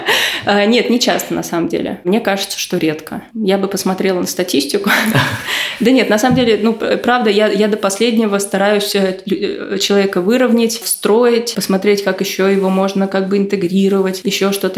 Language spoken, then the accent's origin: Russian; Moscow, Russia; Я росла в Бутово в 90-е